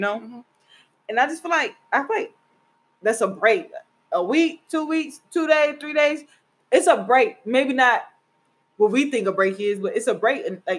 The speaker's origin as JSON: {"language": "English", "region": "Mississippi", "country": "United States", "tie": "born or raised there", "moved": "yes", "said": "my hometown. Shout out Mississippi."}